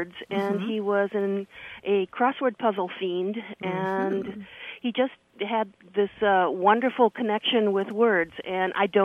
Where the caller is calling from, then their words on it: Marshfield, Wisconsin, United States; I'm calling from Marshfield, Wisconsin